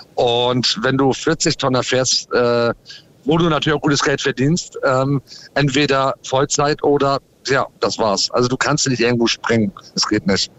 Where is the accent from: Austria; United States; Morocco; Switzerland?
United States; also born or lived in Ahrensburg, Schleswig-Holstein, Germany; now in Germany; ich bin in den USA groß geworden, weil ich Deutsch-Amerikaner bin